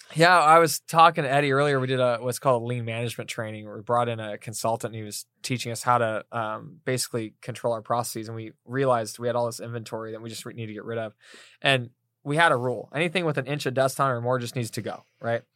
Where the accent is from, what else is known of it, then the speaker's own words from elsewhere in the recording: East Coast, United States; moved away; we're both from the East Coast